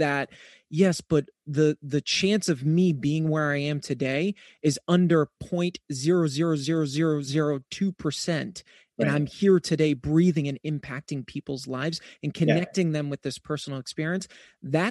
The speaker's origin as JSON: {"language": "English", "region": "East Coast", "country": "United States", "said": "I'm actually from the East Coast"}